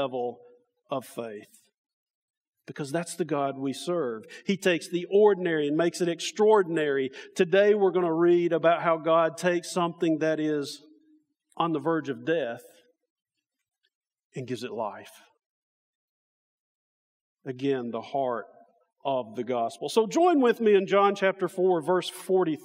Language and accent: English; Alabama, United States; now in Indiana, United States; We come from Alabama, my family and me